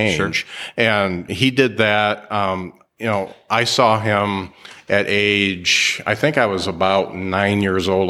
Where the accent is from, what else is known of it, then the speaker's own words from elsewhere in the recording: Mishawaka, Indiana, United States; I'm from Mishawaka